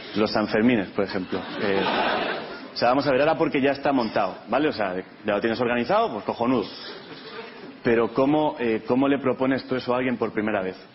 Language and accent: Spanish; Catalonia, Spain; Yo vengo de Cataluña